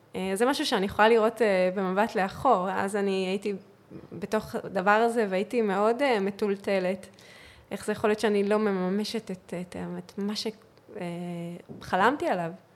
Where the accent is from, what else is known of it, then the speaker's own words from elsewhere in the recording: Northern District, Israel; moved away as an adult; also born or lived in Central Israel; עברתי למרכז, אני ואני מהצפון במקור